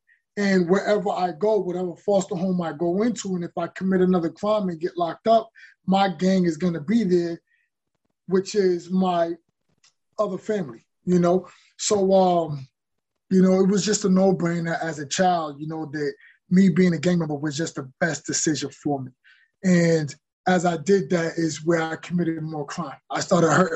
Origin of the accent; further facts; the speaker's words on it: New York, United States; growing up in New York and seeing violence in the neighborhood